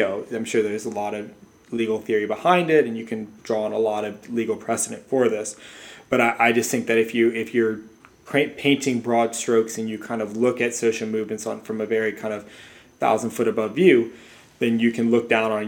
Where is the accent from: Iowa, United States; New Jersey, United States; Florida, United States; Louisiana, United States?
Louisiana, United States; I am from Louisiana